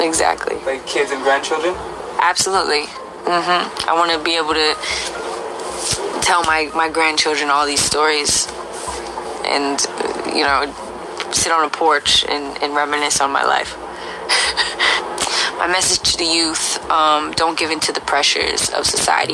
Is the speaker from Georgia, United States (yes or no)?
no; Bay Area, California, United States; my hometown, in the Bay Area